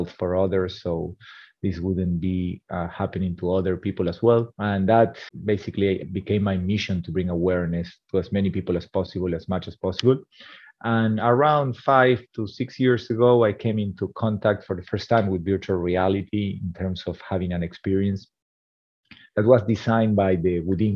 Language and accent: English; Argentina; also born or lived in India; now in San Francisco, United States; I'm originally from Argentina, and now today living in San Francisco, California.